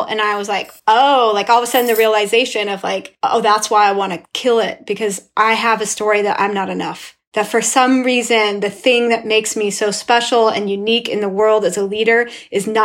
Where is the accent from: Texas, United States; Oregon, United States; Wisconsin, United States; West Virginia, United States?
Oregon, United States; Estacada; now in Portland, United States; I am from Estacada, Oregon, an all-white community in rural Oregon